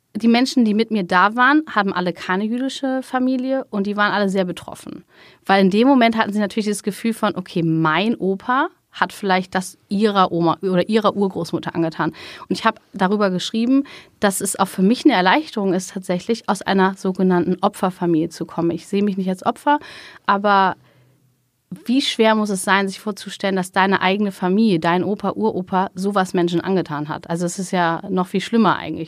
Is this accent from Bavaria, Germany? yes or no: no; Hamburg, Germany; moved away as an adult; also born or lived in Israel; ich komme aus Hamburg